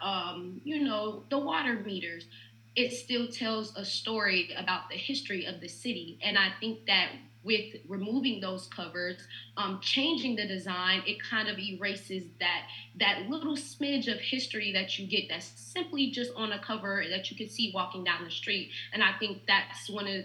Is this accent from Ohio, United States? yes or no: yes; Cincinnati, Ohio, United States; now in New Orleans, United States; I'm from Cincinnati, Ohio